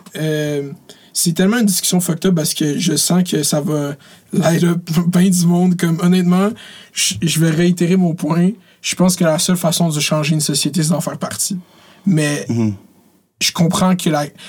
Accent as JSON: {"language": "French", "town": "Laval", "region": "Quebec", "country": "Canada", "said": "je suis québécois ou je suis Lavalois"}